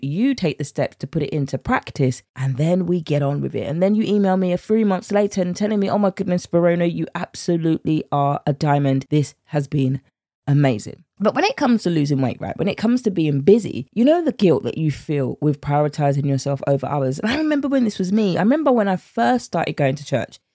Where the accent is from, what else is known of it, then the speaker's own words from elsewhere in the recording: United Kingdom; accent: British; my British accent